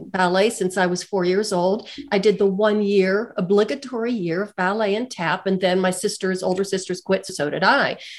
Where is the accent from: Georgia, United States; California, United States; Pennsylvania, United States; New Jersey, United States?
Pennsylvania, United States; Western; moved away as an adult; also born or lived in Pittsburgh, Pennsylvania; now in Colorado, United States; I'm from a small steel town in Western Pennsylvania